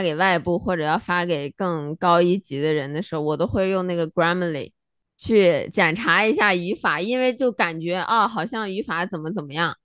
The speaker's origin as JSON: {"language": "Chinese", "country": "China", "moved": "yes", "said": "我们作为中国人"}